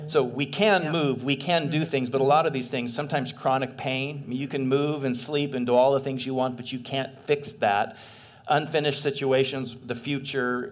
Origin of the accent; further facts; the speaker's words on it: eastern Washington, United States; also born or lived in San Gabriel, California; I grew up in eastern Washington. I was born in San Gabriel, but my folks moved when I was really small.